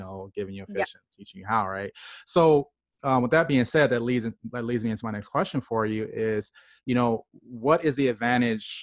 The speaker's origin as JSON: {"language": "English", "region": "Illinois", "country": "United States", "tie": "born or raised there", "said": "I grew up in Illinois, spent some time at the University of Illinois"}